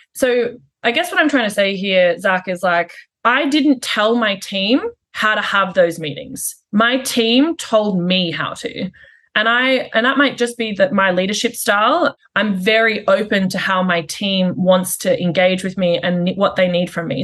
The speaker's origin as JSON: {"language": "English", "country": "Australia", "also_born_or_lived": "United Kingdom", "moved": "yes", "lives_now": "Canada", "said": "I'm Australian"}